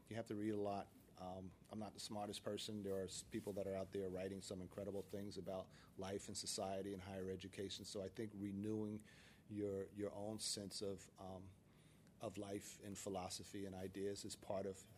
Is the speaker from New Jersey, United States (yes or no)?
yes; Paterson, New Jersey, United States; growing up in Paterson, New Jersey, there were probably five or six of us who were hanging out